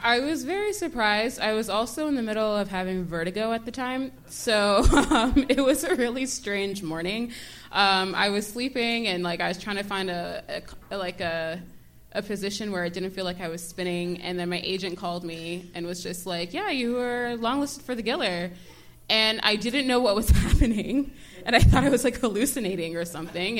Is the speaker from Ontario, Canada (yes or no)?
yes; Toronto, Ontario, Canada; also born or lived in Brampton / Maple / New York; Um, I grew up sort of all around Toronto